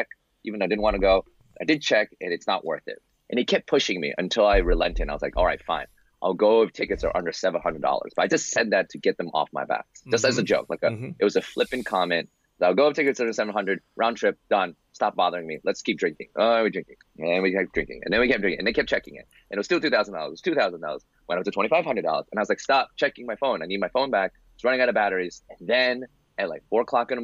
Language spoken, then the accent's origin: English; New York City, New York, United States; I'm from New York City, born and raised.